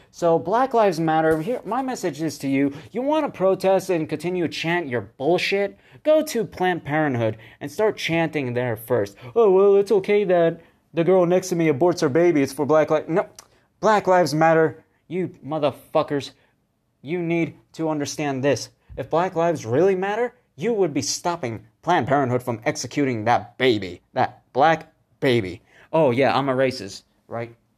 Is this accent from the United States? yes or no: yes; United States; I'm an American